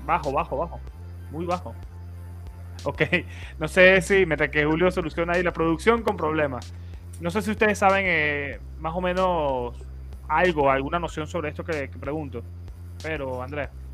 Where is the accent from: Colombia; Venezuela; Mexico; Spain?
Venezuela; moved away; allá en mi país